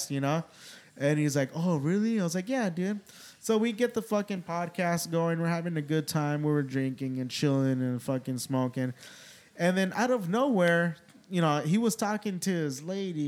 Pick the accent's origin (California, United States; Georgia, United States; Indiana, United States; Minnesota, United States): California, United States; moved away; growing up in California